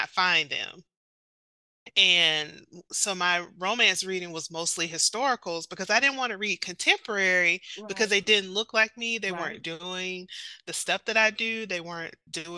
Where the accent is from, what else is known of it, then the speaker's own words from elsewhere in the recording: South Carolina, United States; a country girl from, you know, South Carolina